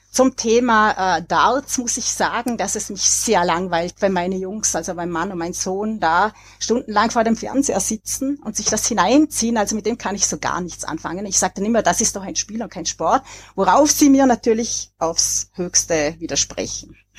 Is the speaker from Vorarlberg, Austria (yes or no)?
yes; Vorarlberg, Austria; als äh, Vorarlbergerin